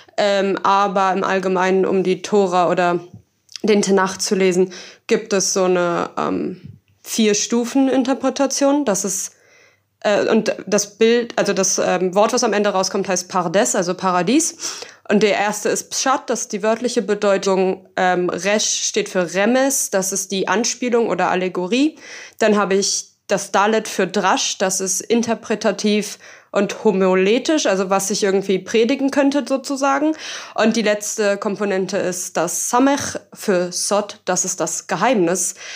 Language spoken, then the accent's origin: German; Berlin, Germany; ich komme halt auch aus Berlin